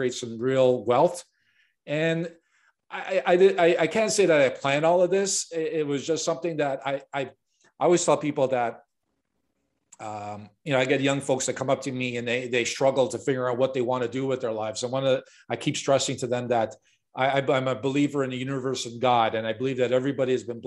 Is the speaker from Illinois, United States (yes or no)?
yes; Chicago, Illinois, United States; I was born and raised in Chicago, and I got thrown into the business growing up